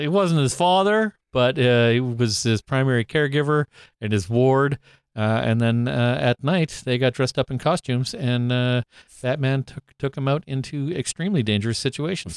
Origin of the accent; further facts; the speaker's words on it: Canada; me being Canadian